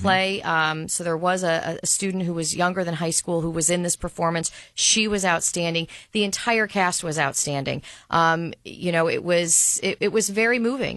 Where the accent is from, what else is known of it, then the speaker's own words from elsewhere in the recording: Ohio, United States; my home state of Ohio